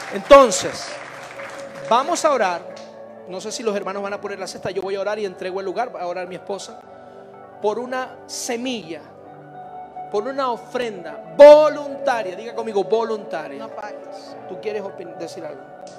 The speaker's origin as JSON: {"language": "Spanish", "country": "Venezuela", "moved": "yes", "lives_now": "Mexico"}